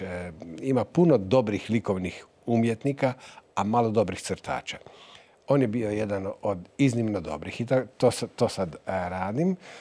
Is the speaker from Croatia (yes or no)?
yes; Novalja, Lika-Senj County, Croatia; ja vraćam dug mome rodnom gradu, mome rodnom mjestu. Zapravo, ne radi se samo o novalji